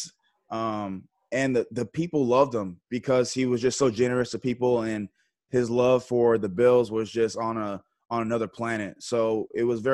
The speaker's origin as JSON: {"language": "English", "region": "Texas", "country": "United States", "also_born_or_lived": "Buffalo", "moved": "as an adult", "said": "I was from Texas. You know, Texas has our own rules"}